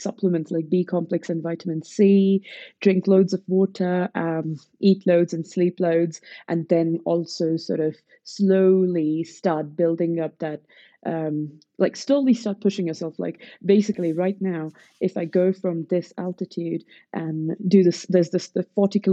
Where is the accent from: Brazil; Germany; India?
India; Pune, Maharashtra; So I am from Pune in Maharashtra